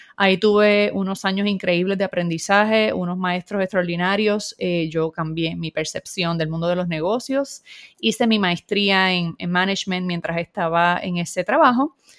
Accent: Puerto Rico; soy puertorriqueña, vivo en San Juan, Puerto Rico

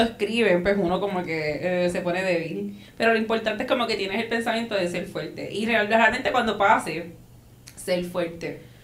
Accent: Puerto Rico; somos de Puerto Rico

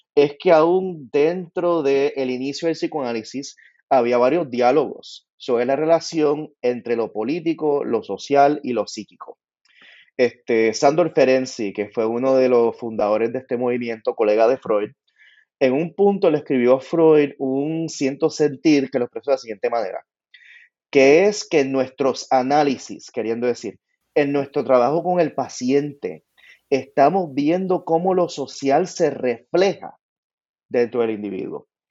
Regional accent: Puerto Rico; moved away; muchos de nosotros nos criamos en Puerto Rico

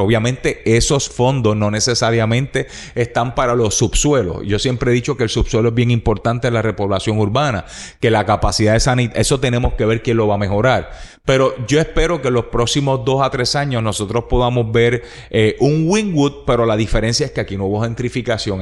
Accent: Puerto Rico; Tú y yo somos puertorriqueños que amamos a Puerto Rico

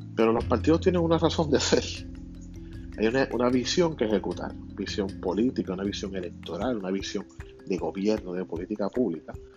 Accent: Puerto Rico; somos ciudadanos americanos y somos un territorio

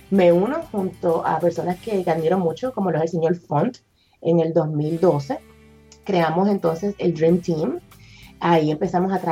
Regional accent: Puerto Rico; now in Texas, United States; todo empezó cuando me mudé para acá, para Texas, de Puerto Rico para acá.

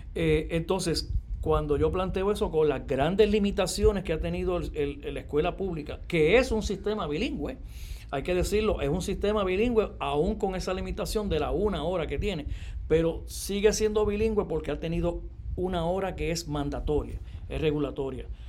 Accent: Yabucoa, Puerto Rico; nací en el pueblo de Yabucoa, allá en el área este, para el 1965

